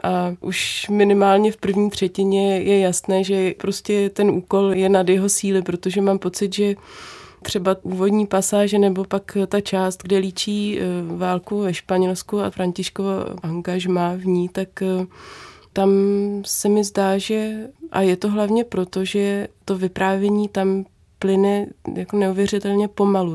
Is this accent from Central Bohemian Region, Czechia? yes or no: yes; Brdy, Central Bohemian Region, Czechia; v Brdech kde jsem se narodila, vyrůstala a žiju